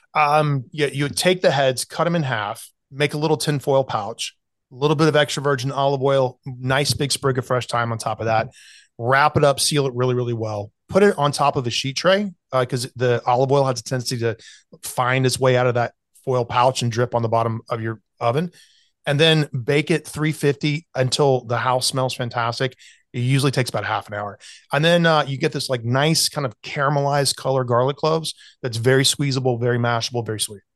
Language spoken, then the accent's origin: English; Greenville, South Carolina, United States; moved away; growing up in South Carolina